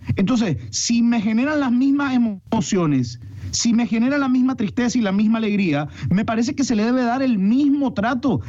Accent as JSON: {"language": "Spanish", "country": "Nicaragua", "said": "como nicaragüense, como amante del azul y blanco"}